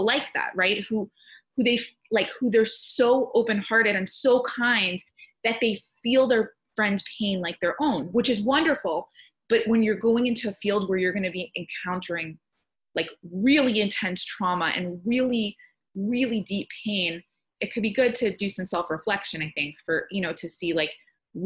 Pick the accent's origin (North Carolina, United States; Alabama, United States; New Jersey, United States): New Jersey, United States; moved away as an adult; also born or lived in Texas; I moved from Texas back to my hometown in New Jersey